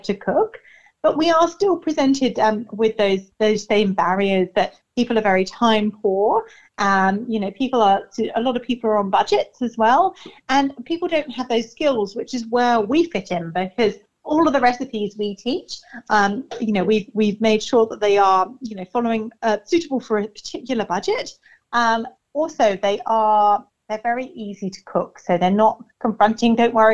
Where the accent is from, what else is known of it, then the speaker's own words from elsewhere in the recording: England, United Kingdom; now in Ipswich, Australia; I'm English